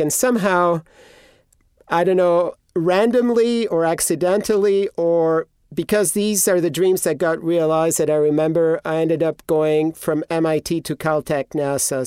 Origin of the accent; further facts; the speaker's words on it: Greece; moved away; I grew up in Greece